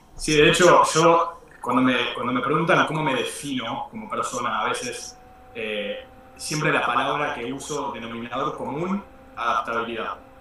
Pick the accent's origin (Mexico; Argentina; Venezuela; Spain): Argentina; Spanish is a second language; also born or lived in United States; yo me mudé de Estados Unidos a los nueve años, me, fui para Argentina, papá se quedó en New Jersey, eh, pero yo me fui a Argentina con mi mamá